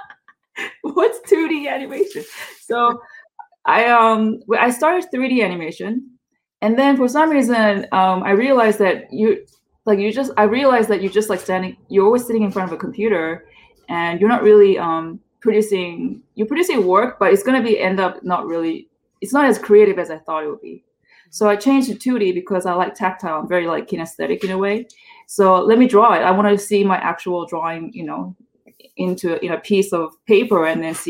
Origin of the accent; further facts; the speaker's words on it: South Korea; also born or lived in San Francisco, United States; now in United States; I was born in South Korea. I still am Korean, by the way, but I reside here in America